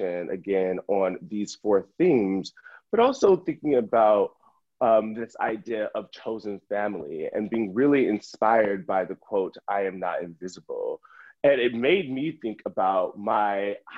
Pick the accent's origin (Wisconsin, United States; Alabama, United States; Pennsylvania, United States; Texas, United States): Alabama, United States; now in Brooklyn, United States; I'm originally from Sill, Alabama, and I grew up in the South